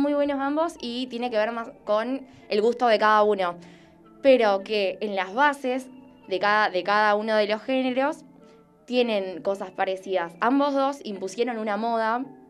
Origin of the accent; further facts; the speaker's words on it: Rosario, Santa Fe, Argentina; Nosotras dos que somos Rosarinas